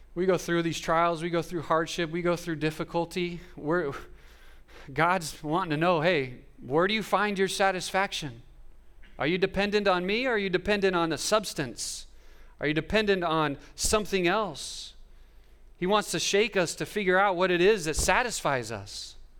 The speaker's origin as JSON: {"language": "English", "town": "Fresno", "region": "California", "country": "United States", "said": "I'm from Fresno, which is the Central Valley"}